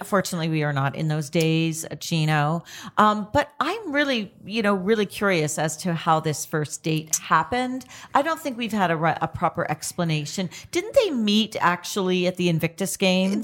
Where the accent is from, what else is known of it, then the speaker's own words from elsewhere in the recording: Canada; I'm Canadian